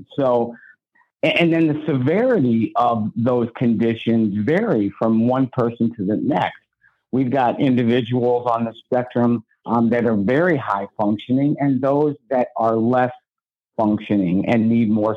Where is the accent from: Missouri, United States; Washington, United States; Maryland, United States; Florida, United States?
Missouri, United States; St. Louis; I was born right here in St. Louis, Missouri. I went to high school at St. Charles High School